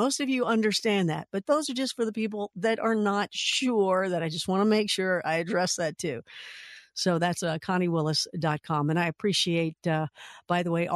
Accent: Louisville, Kentucky, United States; Louisville, Kentucky, my hometown

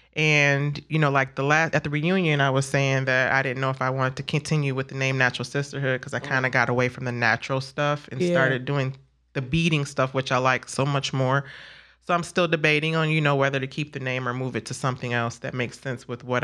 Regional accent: Beach Park, Illinois, United States; moved away as an adult; also born or lived in Lake County, Illinois; now in Kenosha, United States; we grew up in Beach Park, you know, single mom, got five beautiful kids.

